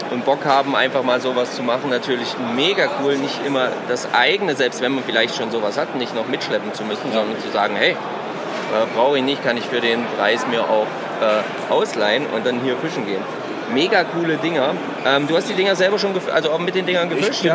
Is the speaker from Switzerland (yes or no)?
no; Thuringia, Germany; so wie ich, aus dem schönen Thüringen